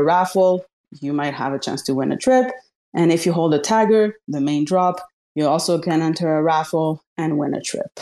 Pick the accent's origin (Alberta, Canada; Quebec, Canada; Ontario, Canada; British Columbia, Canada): Quebec, Canada; Montreal; my hometown, Montreal, Canada